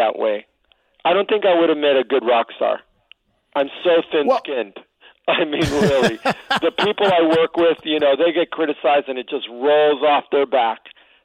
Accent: Miami, Florida, United States; moved away; I came from Miami, the projects of Miami

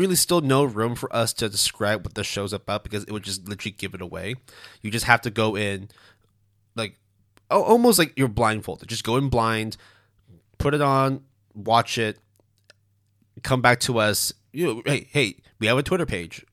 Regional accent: Canada; first language Cantonese; English is a second language; I was born in Canada, but because my parents didn't really speak as much English, Cantonese was the main sort

